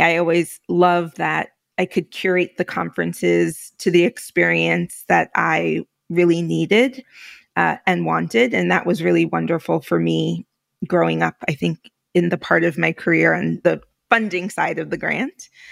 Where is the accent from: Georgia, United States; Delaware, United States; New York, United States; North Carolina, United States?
New York, United States; New York City; also born or lived in Philadelphia / Alaska / Puerto Rico; I'm Puerto Rican, I'm from New York